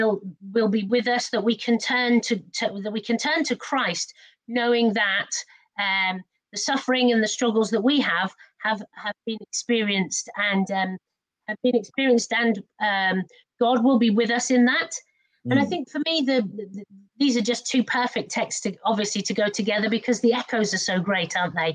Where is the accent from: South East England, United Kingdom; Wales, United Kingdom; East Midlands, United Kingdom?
Wales, United Kingdom; when I was a very small child, I was brought up in in the Mother Church of Nonconformity in Wales